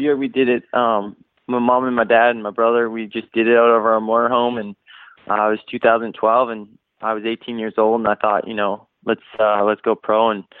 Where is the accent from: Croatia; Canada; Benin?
Canada; now in United States; I mean, growing up in Canada, there isn't, you know, the atmosphere where there's Supercross tracks, you know, everywhere